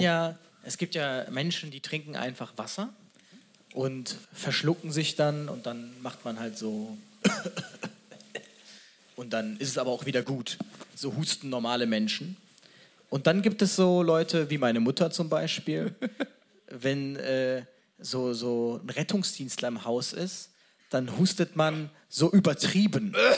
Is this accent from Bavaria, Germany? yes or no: no; Cologne, North Rhine-Westphalia, Germany; Als Kölner